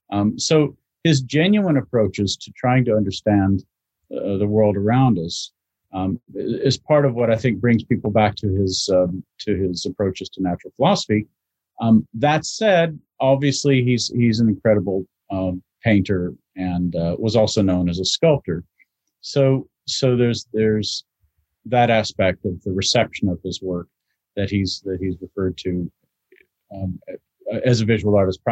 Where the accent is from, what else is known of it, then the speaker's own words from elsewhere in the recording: Louisville, Kentucky, United States; also born or lived in Maryland; now in London, United Kingdom; I'm from the Midwest, from two places, from Maryland and Louisville, Kentucky.